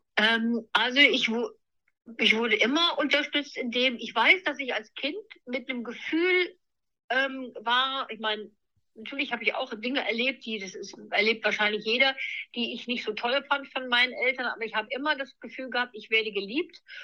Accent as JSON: {"language": "German", "town": "Neuwied", "region": "Rhineland-Palatinate", "country": "Germany", "tie": "born or raised there", "moved": "yes", "lives_now": "Hanover, Germany", "said": "ich bin im Rheinland in Neuwied aufgewachsen"}